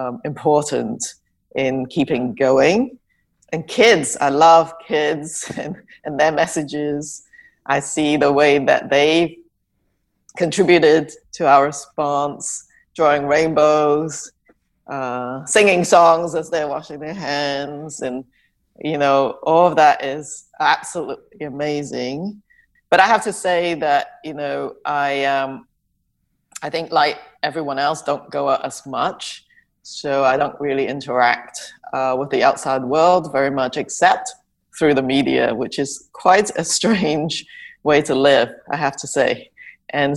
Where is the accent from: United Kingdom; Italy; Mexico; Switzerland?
United Kingdom; England; moved away as an adult; also born or lived in Hong Kong; now in Canada; I grew up in England, and I was born in Hong Kong, and I came to Canada after I finished medical school and my internship